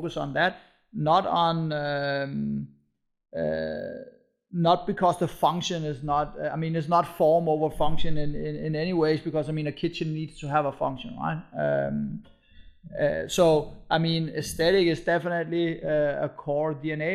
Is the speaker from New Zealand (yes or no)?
no; Copenhagen, Capital Region of Denmark, Denmark; moved away as an adult; now in Berlin, Germany; we found the company in Copenhagen, and we are from Copenhagen, and we have, you know, Danish roots